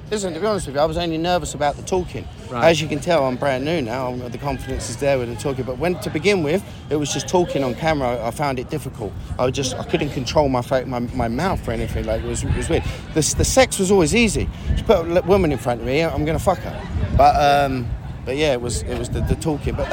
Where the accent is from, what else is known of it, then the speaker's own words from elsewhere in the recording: London, United Kingdom; moved away as an adult; now in San Diego, United States; Originally from London, mate. Um, I've been out here now for the past 16 years